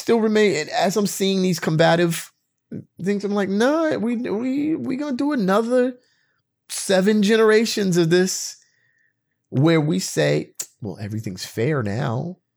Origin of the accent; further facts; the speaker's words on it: United States; me, as an American citizen with my history in this country